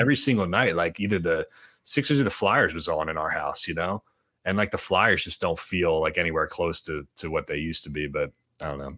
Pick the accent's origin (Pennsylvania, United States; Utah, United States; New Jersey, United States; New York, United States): Pennsylvania, United States; Gilbertsville; I'm from Gilbertsville